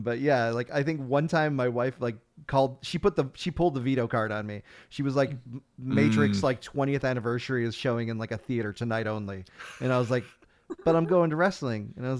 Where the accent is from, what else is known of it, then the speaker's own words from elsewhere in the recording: Chicago, Illinois, United States; now in Kansas City, United States; I'm from Chicago too